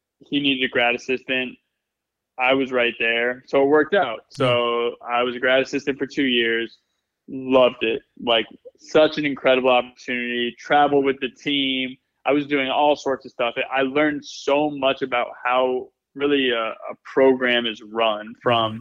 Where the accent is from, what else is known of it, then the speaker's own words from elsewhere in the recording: Connecticut, United States; I grew up in Connecticut.